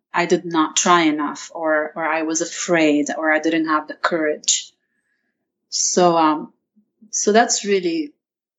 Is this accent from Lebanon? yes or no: yes; Lebanon; now in United States; my experience growing up in Lebanon, and by the way, about the accent, not all Lebanese have the same accent